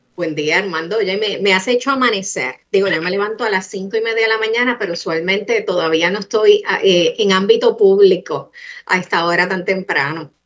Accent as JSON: {"language": "Spanish", "country": "Puerto Rico", "said": "todos somos puertorriqueños"}